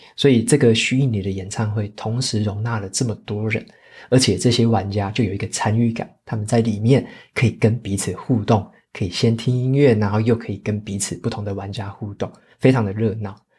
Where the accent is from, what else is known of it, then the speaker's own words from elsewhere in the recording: Taitung County, Taiwan; moved away; 我自己也会回我的老家台东那边去过年